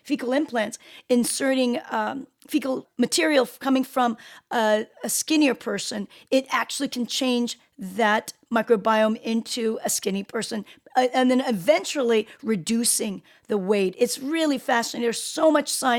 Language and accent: English; South Korea; I was born in Korea. Both my parents are Korean